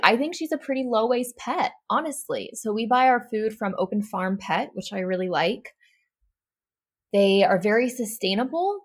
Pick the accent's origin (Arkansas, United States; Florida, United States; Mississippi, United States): Arkansas, United States; I'm from Arkansas, which is not necessarily the most eco-friendly, progressive state in America.